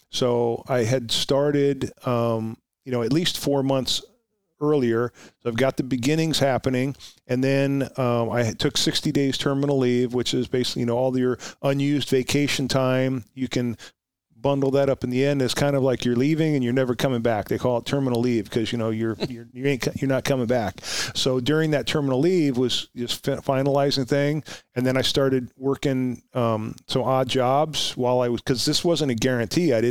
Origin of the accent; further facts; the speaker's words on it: Oxnard, California, United States; So the idea was I'm going to go home. I'm from Oxnard, so I'll apply to Oxnard PD.